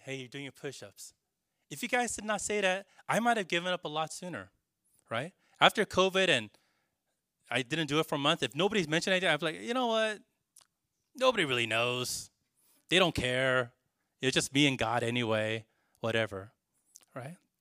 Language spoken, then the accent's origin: English; California, United States; now in New York, United States; Growing up in California